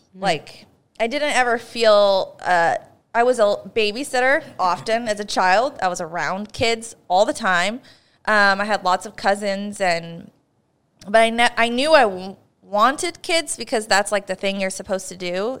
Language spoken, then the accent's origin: English; Northern California, United States; we're both from Northern California